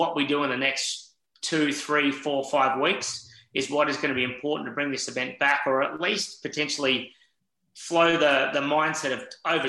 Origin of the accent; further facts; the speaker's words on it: South Australia, Australia; Yes, I'm South Australian, and we all sit here as South Australians and very passionate